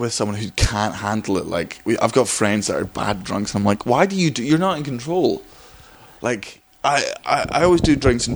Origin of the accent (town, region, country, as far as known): Scotland, United Kingdom